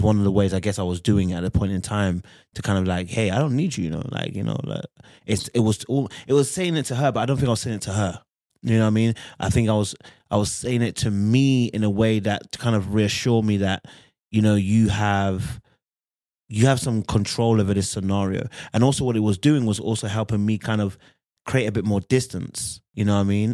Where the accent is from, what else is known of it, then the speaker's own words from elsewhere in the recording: London, United Kingdom; now in Birmingham, United Kingdom; I grew up in London, but I'm in, currently in Birmingham